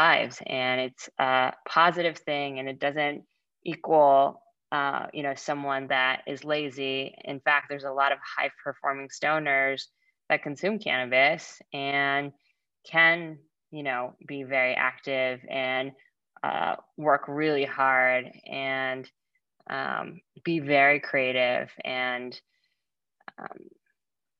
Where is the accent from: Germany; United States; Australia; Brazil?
United States; California; also born or lived in Boston; I was very sheltered growing up in California